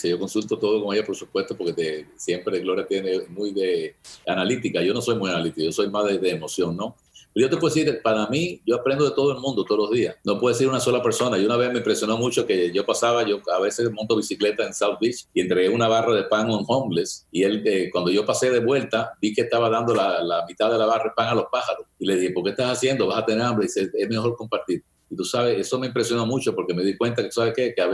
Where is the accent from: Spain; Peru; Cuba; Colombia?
Cuba; now in United States; oye, yo tenía, cuando llegué de Cuba, yo no tenía un cinto, no tuve que durante un año.